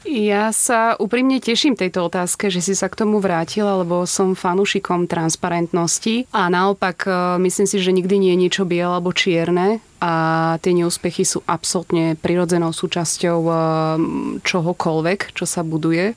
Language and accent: Slovak; Púchov, Trenčín Region, Slovakia; moved away as an adult; now in Bratislava, Slovakia; Pochádzam z Púchova